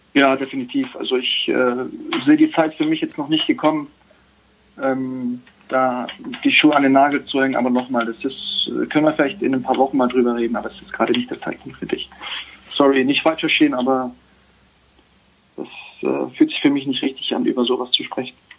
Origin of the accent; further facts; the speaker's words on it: Germany; wir sind in Deutschland geboren, sind in Deutschland aufgewachsen, haben eine deutsche Mutter.